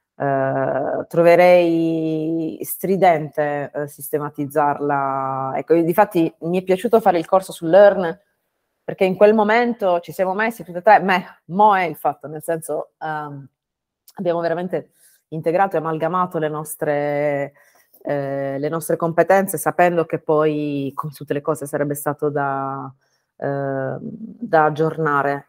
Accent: Bari, Apulia, Italy; moved away as an adult; also born or lived in Bologna / France / Denmark / United States; sono barese um, e dopo 18 anni fuori dalla mia città natale

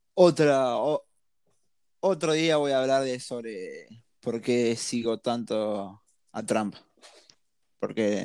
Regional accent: Argentina; siendo argentino

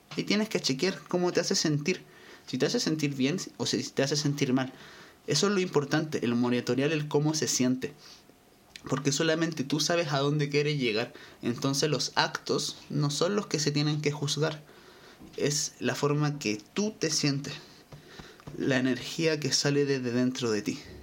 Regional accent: Chile; Yo soy de Chile

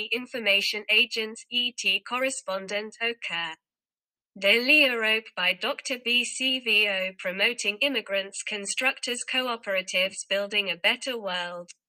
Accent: San Pedro Sula, Cortés, Honduras; 40 años de edad. Vengo de Honduras, de la ciudad de San Pedro Sula.

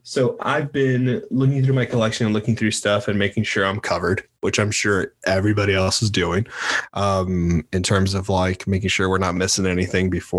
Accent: Miami, Florida, United States; I'm from Miami, baby.

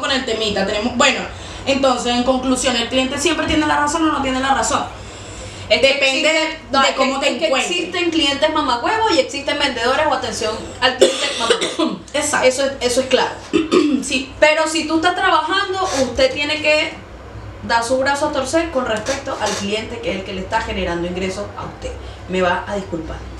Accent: Venezuela; now in Chile; nosotros como venezolanos

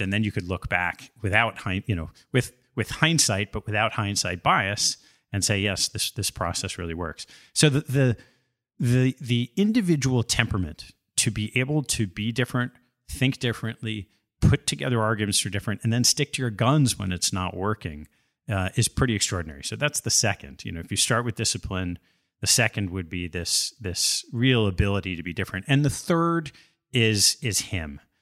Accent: Westchester County, New York, United States; Grew up in the suburbs of New York, the mean streets of Westchester County

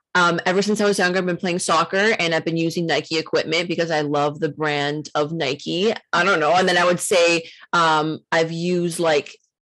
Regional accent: Toronto, Ontario, Canada; Me in Toronto.

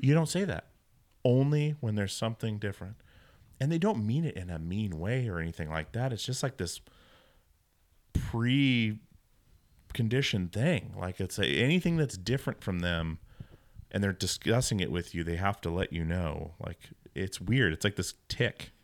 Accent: Alaska, United States; moved away; I grew up in a Mormon household in Alaska

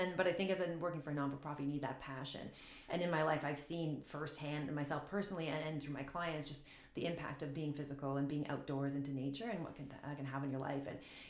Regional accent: Sarnia, Ontario, Canada; now in Sudbury, Canada; I'm from Sarnia, Ontario, so I'm not from Sudbury.

